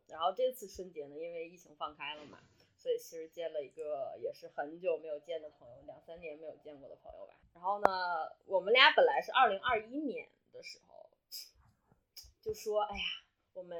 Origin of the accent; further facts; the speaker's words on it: Panjin, Liaoning, China; 来到盘锦， 嗯 我的家乡。